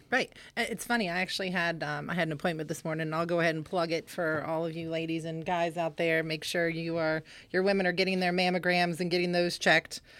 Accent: Stonebrook, Virginia, United States; also born or lived in Stephens City; I grew up in Stonebrook.

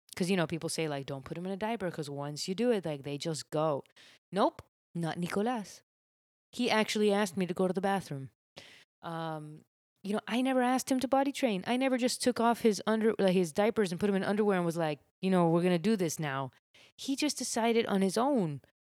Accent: Miami, Florida, United States; I grew up in Miami

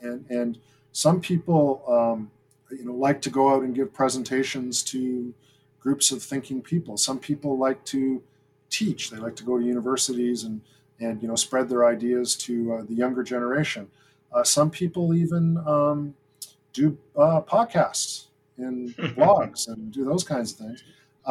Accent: Greenwood, Nova Scotia, Canada; now in Toronto, Canada; And I consider the place that I grew up Greenwood in the Annapolis Valley, where my dad was stationed. So I lived there, my wonder years I lived there.

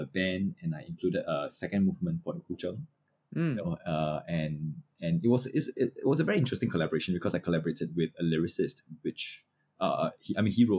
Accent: Singapore; I'm a Singaporean

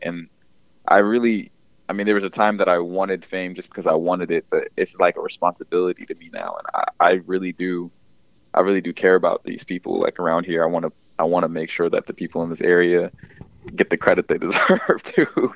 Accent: Bowie, Maryland, United States; also born or lived in Philadelphia / Los Angeles; I'm from Bowie, Maryland. Uh, born and raised there.

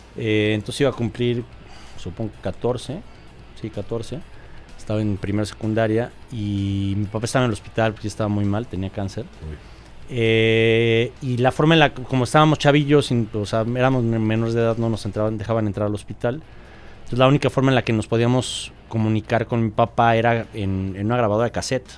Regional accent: Mexico City, Mexico; also born or lived in California, United States; soy de la Ciudad de México

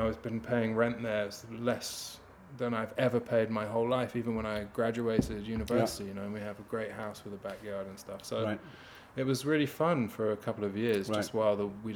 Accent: United Kingdom; now in Belgium; being a Brit, being on the mainland

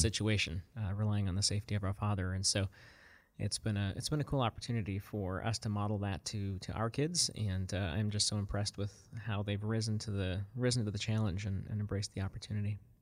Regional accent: South Africa; moved away; grew up, um, in apartheid South Africa as a, as a young child.

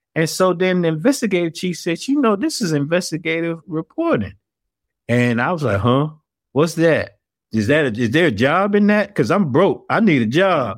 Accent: Atlanta, Georgia, United States; moved away as an adult; also born or lived in Florida / North Carolina; born and raised in Atlanta

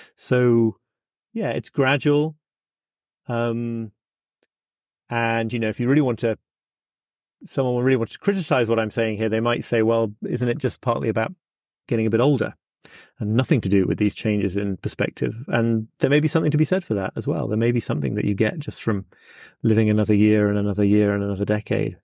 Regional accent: United Kingdom; as a British person

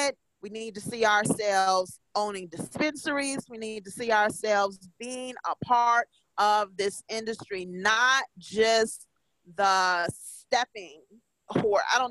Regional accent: Illinois, United States; now in Indiana, United States; I'm from Illinois and I live in Indiana

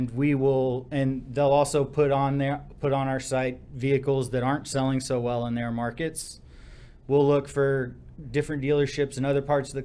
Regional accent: Seguin, Texas, United States; also born or lived in Austin, Texas; I grew up in Seguin, small town, kind of in between San Antonio and Austin

